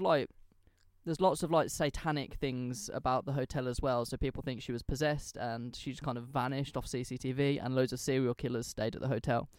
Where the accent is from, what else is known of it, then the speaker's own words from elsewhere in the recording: England, United Kingdom; I'm English